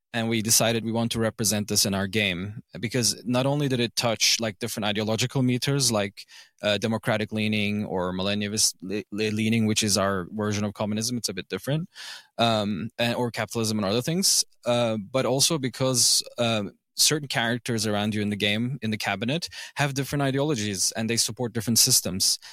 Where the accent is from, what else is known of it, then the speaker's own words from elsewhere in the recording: Izmir, Turkey; first language English, German and Turkish; I grew up in Izmir, like, a city in western Turkey